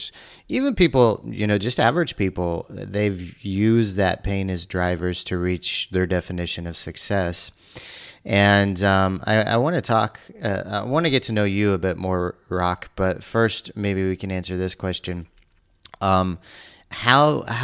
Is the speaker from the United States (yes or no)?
yes; Missouri, United States; I grew up in Missouri too